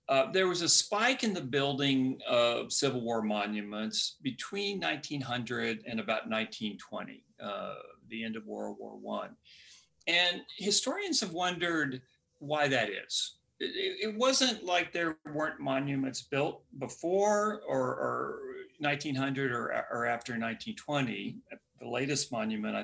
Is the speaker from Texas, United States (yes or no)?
yes; Austin, Texas, United States; I grew up in Austin